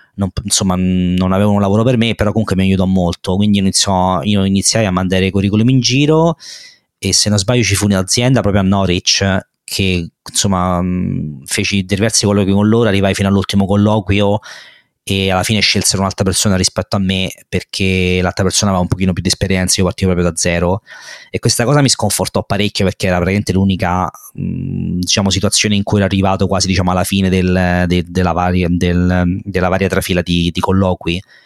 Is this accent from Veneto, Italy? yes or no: no; Rome, Lazio, Italy; moved away as an adult; now in London, United Kingdom; Vengo da, da, Roma, come si può sentire penso da, dall'accento. E sono nato e vissuto a Roma e sono stato a Roma fino a 30 anni